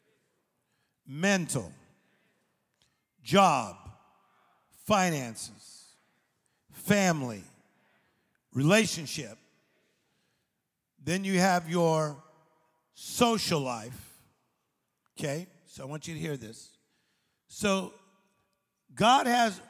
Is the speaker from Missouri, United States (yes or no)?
no; Compton, East Los Angeles, Whittier, California, United States; I was born in Compton, then we went to a part of East L.A., then we went across the street from Pioneer High School